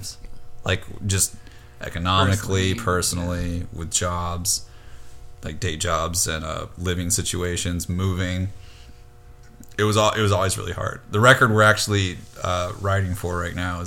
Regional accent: Tennessee, United States; now in New York, United States; We grew up in Tennessee together

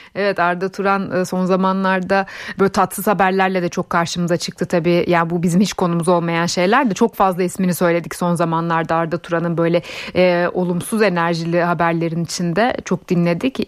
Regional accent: Kayseri Province, Turkey; benim de memleketim Kayseri zaten. Hemşerilerim bana kızmasın

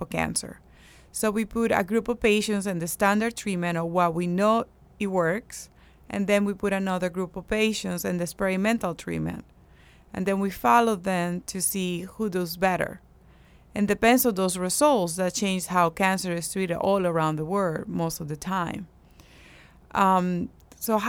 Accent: Andes, Venezuela; moved away as an adult; also born or lived in Seattle; now in United States; I'm from the Andes, which is the highest part of Venezuela

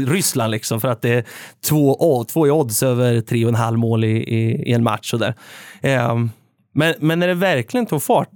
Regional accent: Värmland, Sweden; now in Örebro, Sweden; Nu får man väl snart kalla sig för Örebroare efter tio år på, eh, på planen. Men, eh, från början så är det ju Värmland som gäller.

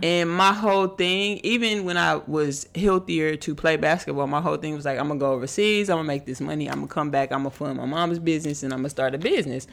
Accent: Houston, Texas, United States; I'm from Houston

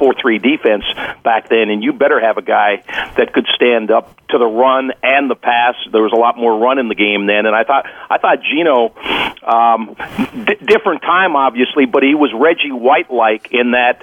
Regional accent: Baltimore, Maryland, United States; I was from Baltimore

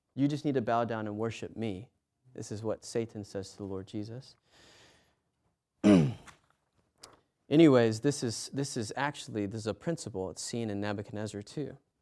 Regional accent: United States; I'm American

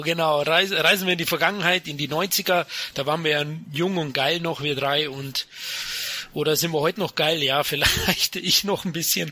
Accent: Bavaria, Germany; Als Bayer

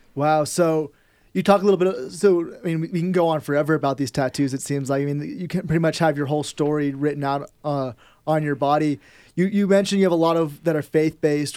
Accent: Bay Area, California, United States; I'm from the Bay Area

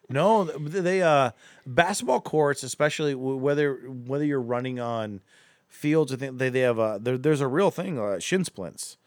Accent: Akron, Ohio, United States; moved away as an adult; now in Cleveland, United States; we're from Akron originally

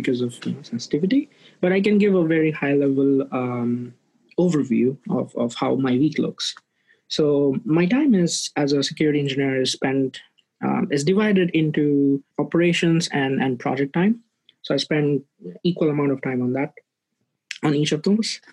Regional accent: India; moved away as an adult; now in San Francisco Bay Area, United States; I'm originally from India, but I've been here in the US for about 6+ years now

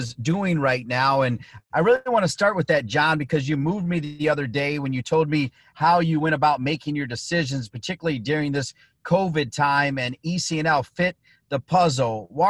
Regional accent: Toledo, Ohio, United States; and then I grew up in Toledo.

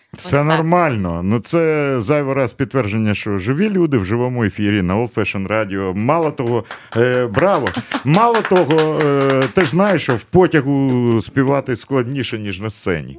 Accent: Kyiv, Ukraine; я ж на Подолі тут народився

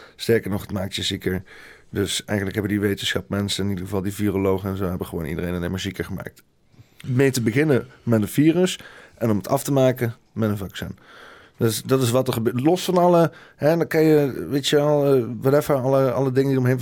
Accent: Netherlands; als Nederlander ben dan gewoon heel klein

